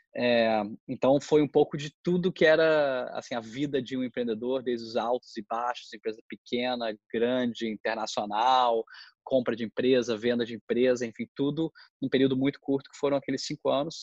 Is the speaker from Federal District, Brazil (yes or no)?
yes; Brasília, Federal District, Brazil; moved away as an adult; also born or lived in Philadelphia, United States; eu sou eu sou de Brasília e aí eu fui morar fora para fazer graduação é, em UPenn